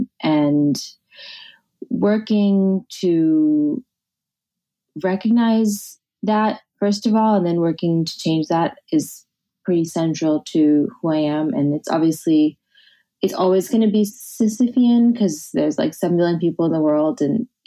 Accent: New Jersey, United States; born or raised there; now in New York, United States

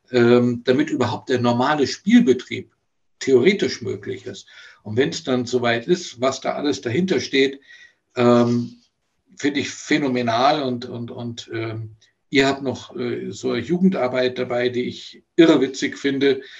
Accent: Bonn, North Rhine-Westphalia, Germany; moved away as an adult; ich bin ja aus Bonn damals weg wegen des Studiums und äh, habe dann ab 1988 ja auch noch in Göttingen eine Zeit lang gespielt.

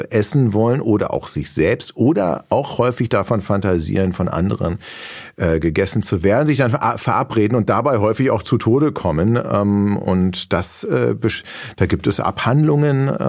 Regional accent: Berlin, Germany; born there; Doch, es gibt ja noch, statistisch gesehen gibt es, glaube ich, nur noch 49 Prozent gebürtige Berliner, die in Berlin leben. 51, also wir haben, wir sind jetzt in der Minderheit.

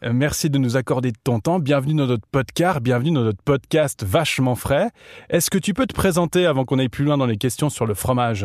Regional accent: Switzerland; also born or lived in Montreux; quand je voyage en tant que suisse à, à l'étranger, on me prend déjà toujours pour un suédois

